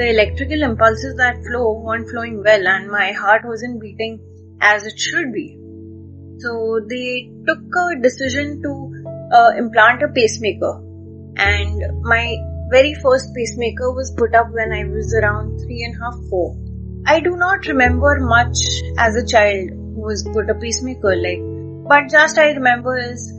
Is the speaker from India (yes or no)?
yes; Mumbai, Maharashtra, India; now in Gujarat, India; I am basically from Mumbai but currently situated in Gujarat